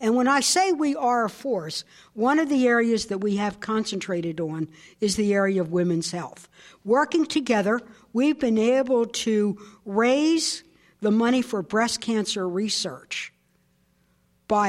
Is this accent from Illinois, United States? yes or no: no; Maryland, United States; I'm from Maryland